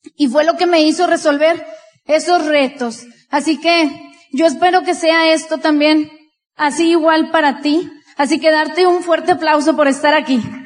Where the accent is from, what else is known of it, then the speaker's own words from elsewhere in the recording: Monterrey, Nuevo León, Mexico; también de Monterrey, Nuevo León